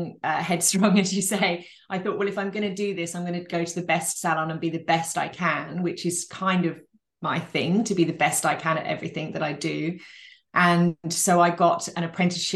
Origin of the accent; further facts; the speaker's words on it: Northamptonshire, East Midlands, United Kingdom; now in Australia; we were raised in Northamptonshire